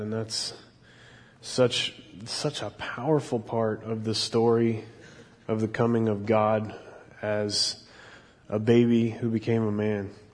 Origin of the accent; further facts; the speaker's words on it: Mission, Kansas, United States; moved away; I grew up in Mission, Kansas